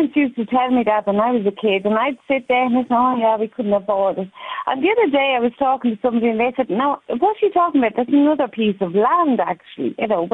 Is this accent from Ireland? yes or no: yes; Dublin, Leinster, Ireland; now in Austria; I'm a Dubliner, actually, through and through.